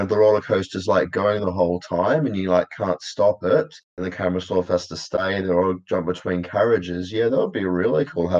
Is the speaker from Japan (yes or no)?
no; Australia; as an Australian, I probably should be doing British English. However, I've grown up on American films, so I have to use the American terminology.